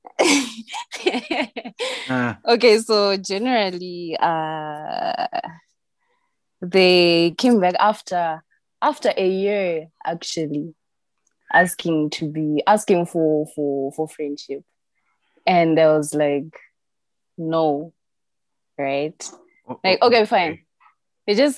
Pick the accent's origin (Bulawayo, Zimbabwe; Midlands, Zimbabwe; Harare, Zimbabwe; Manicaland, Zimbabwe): Midlands, Zimbabwe; Gweru; I'm from Gweru